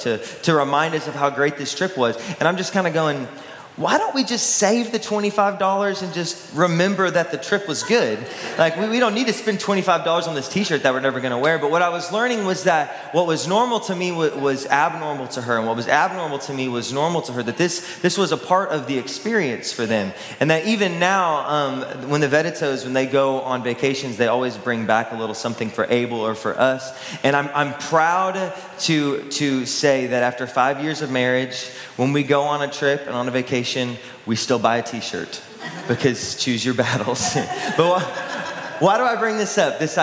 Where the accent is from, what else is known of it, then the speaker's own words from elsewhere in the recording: Texas, United States; I grew up in Texas